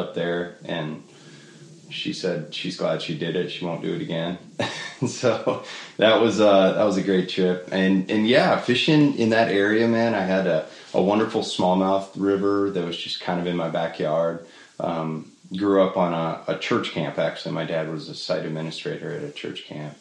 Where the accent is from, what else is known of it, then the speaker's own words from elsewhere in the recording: Monticello, Iowa, United States; now in Nashville, United States; I grew up in northeast Iowa, small town in Monticello